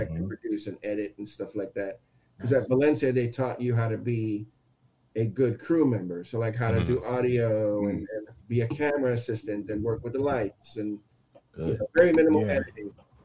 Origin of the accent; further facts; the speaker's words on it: Aruba; also born or lived in Texas; now in United States; I'm born in Texas, raised in Aruba.